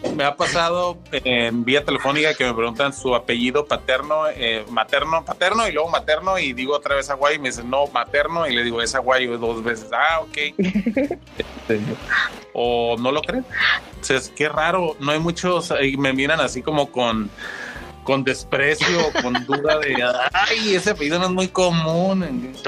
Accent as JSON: {"language": "Spanish", "town": "Tijuana", "region": "Baja California", "country": "Mexico", "tie": "born or raised there", "said": "soy un tijuanense que conoció el stand-up ya desde hace mucho tiempo"}